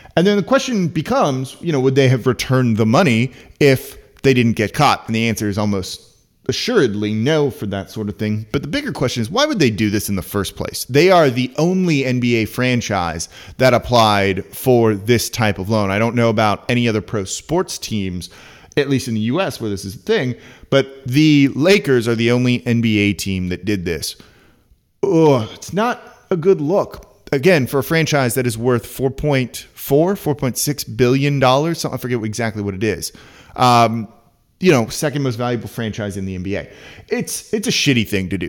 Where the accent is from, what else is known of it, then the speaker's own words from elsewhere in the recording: Los Angeles, California, United States; now in New Orleans, United States; I'm from Los Angeles.